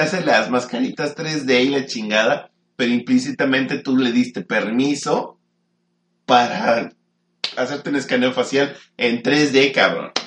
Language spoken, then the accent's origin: Spanish; Mexico; Estamos en México